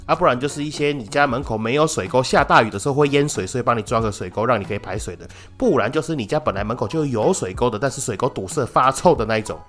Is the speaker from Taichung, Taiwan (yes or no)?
yes; Taichung, Taiwan; 我们台中人